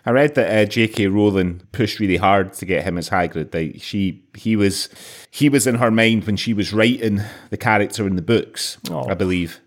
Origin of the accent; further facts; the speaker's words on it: Scotland, United Kingdom; as a kid growing up in Scotland in the in the 1980s